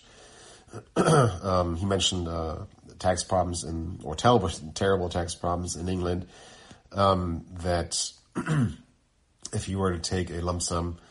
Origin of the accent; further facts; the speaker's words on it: Germany; moved away; I'm from Germany. Back then, I still lived in Germany